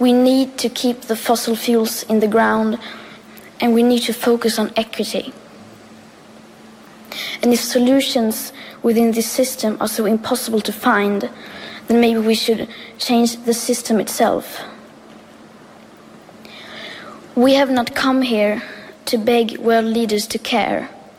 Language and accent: English; Sweden; I am 15 years old and I'm from Sweden.